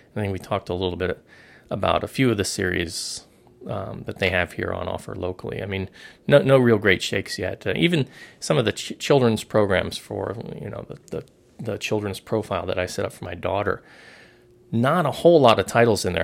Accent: South Florida, United States; moved away as an adult; now in Hong Kong; growing up in South Florida

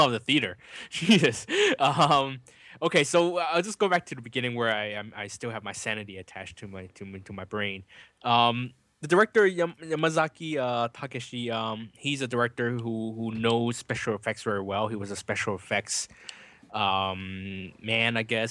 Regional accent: California, United States; as a Californian

